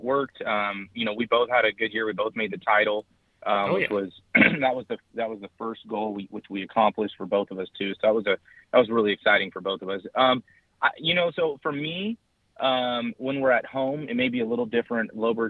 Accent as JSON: {"language": "English", "region": "California", "country": "United States", "said": "because I'm from California, I didn't know about."}